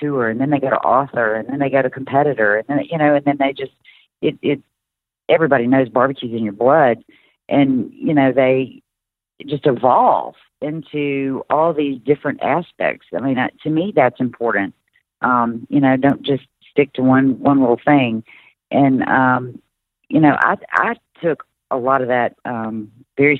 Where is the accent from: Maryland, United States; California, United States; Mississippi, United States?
Mississippi, United States; Mississippi Delta, United States; I came from the Mississippi Delta